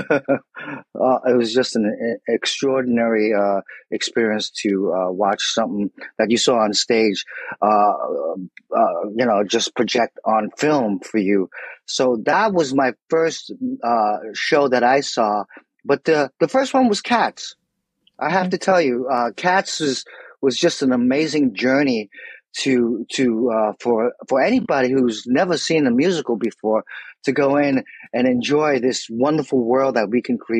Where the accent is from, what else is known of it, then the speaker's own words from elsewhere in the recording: New York City, New York, United States; I grew up in New York City and Broadway was my background